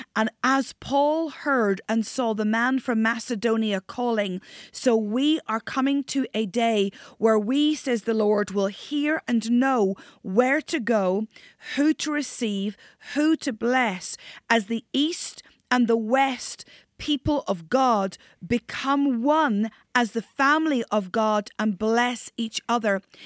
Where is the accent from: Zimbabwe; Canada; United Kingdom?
United Kingdom; near the Giant's Causeway, North Coast of Northern Ireland; I'm Northern Irish. Grew up on the North Coast near the Giants Causeway